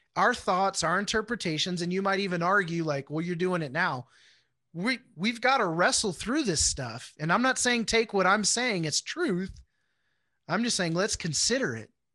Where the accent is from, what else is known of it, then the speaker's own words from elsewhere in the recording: Houston, Texas, United States; moved away as an adult; also born or lived in Wichita, Kansas; I grew up in Houston